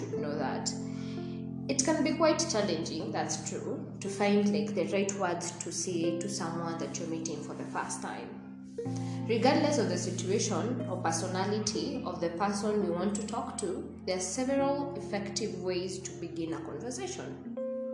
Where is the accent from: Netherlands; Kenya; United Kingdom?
Kenya; Machakos, Machakos County; I come from Machakos, I'm 23 years old